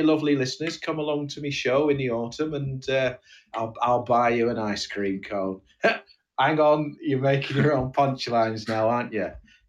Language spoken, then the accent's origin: English; Oldham, North West England, United Kingdom; where are you from? I said, Oldham.